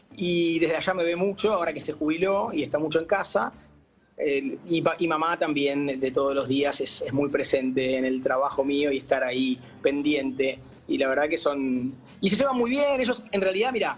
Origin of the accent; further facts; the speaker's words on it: Uruguay; now in Buenos Aires, Argentina; yo soy un uruguayo medio no arrepentido jamás